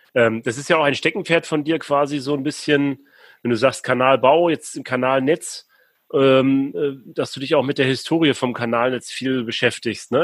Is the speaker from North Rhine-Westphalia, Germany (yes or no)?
no; Rostock, Mecklenburg-Vorpommern, Germany; ist ja meine Heimatstadt Rostock